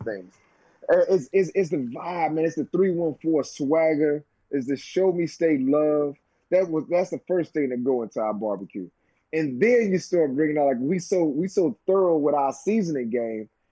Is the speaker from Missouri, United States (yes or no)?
yes; St. Louis, Missouri, United States; my hometown